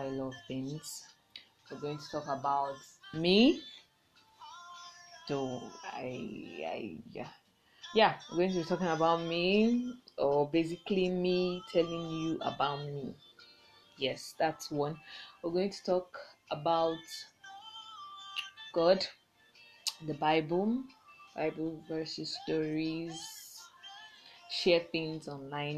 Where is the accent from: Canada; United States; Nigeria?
Nigeria; Lagos; I was born in Lagos and I stayed there for like 11 years before I left